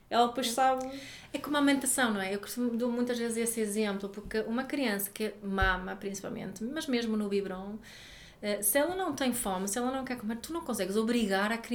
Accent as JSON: {"language": "Portuguese", "country": "Sweden", "second_language": "Portuguese", "said": "eu posso porque eu sou sueca e na Suécia."}